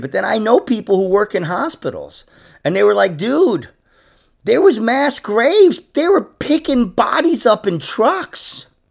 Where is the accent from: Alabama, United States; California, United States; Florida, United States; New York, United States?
New York, United States; Rockland County; I'm actually from Rockland County, New York